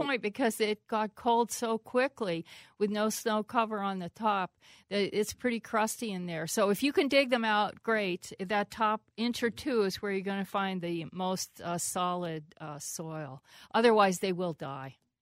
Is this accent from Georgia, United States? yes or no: no; Pennsylvania, United States; moved away; also born or lived in Minnesota; I, I grew up in Pennsylvania.